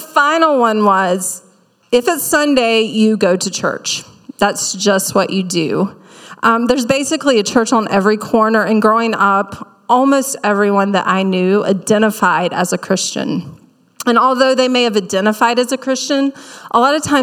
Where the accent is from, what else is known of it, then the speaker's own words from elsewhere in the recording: South Carolina, United States; accent: Southern; moved away; growing up in South Carolina